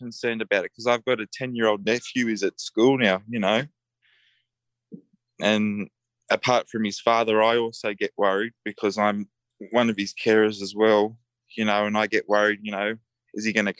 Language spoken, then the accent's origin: English; Sydney, New South Wales, Australia; I'm more out west. But okay. We're both from Western Sydney.